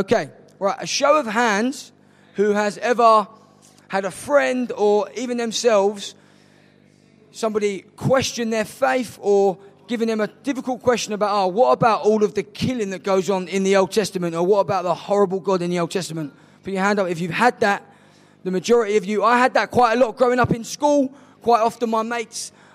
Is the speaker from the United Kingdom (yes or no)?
yes; London, United Kingdom; also born or lived in Nottingham; I'm from South East London.